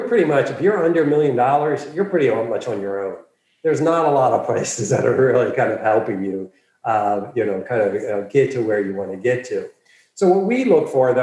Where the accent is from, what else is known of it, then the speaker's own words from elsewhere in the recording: Philadelphia, Pennsylvania, United States; moved away as an adult; also born or lived in Washington, D.C.; I was born and raised in Philadelphia.